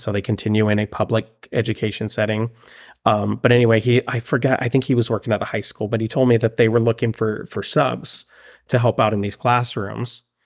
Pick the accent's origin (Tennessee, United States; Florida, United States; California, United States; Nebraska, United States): California, United States; Palmdale; moved away as an adult; also born or lived in Monterrey, Mexico / Oregon; now in Springfield, Oregon, United States; growing up in Palmdale